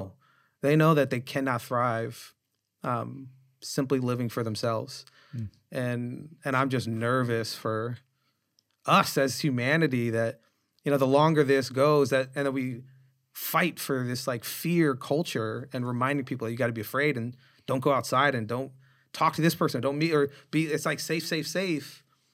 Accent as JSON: {"language": "English", "region": "Nova Scotia", "country": "Canada", "tie": "born there", "said": "Yes, I was born in Canada. My mom."}